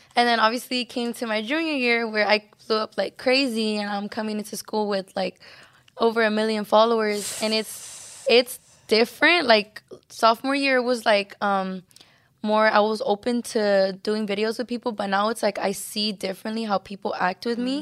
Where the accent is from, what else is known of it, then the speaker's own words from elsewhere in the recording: Los Angeles, California, United States; also born or lived in San Antonio, Texas; we all came to California, to L